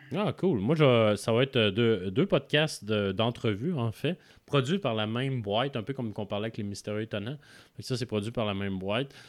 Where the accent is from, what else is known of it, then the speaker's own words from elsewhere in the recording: Quebec City, Quebec, Canada; de la ville de Québec, euh, de ma ville natale